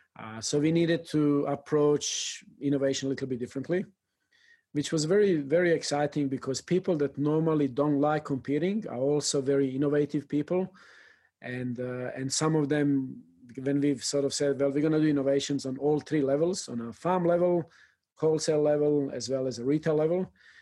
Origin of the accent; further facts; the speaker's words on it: El Salvador; English is a second language; from El Salvador, and that hits you.